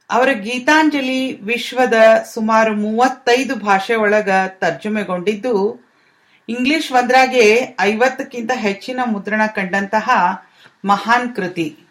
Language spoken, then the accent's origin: Kannada; land of Basavanna, Karnataka, India; now in London, United Kingdom; ನಾನು ಬಸವನ ನಾಡಿನವಳು ಅನ್ನೋ ಹೆಮ್ಮೆ ನಂದು